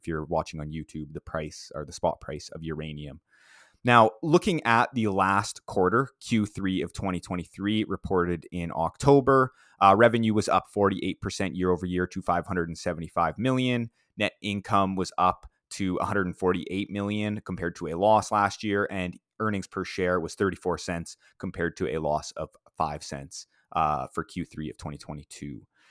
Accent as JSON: {"language": "English", "town": "Saskatoon", "region": "Saskatchewan", "country": "Canada", "tie": "born or raised there", "said": "in my hometown of Saskatoon, Saskatchewan."}